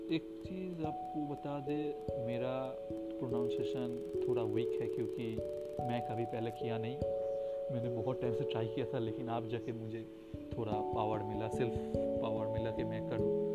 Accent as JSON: {"language": "Hindi", "region": "West Bengal", "country": "India", "said": "मैं बंगाल से हूँ"}